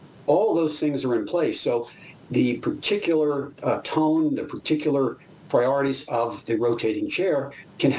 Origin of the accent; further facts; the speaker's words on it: United States; as an American